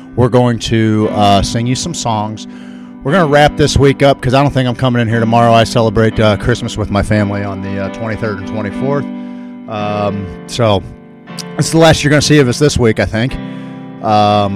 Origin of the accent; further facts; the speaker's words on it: Missouri, United States; Missouri is a beautiful place. And I love my home state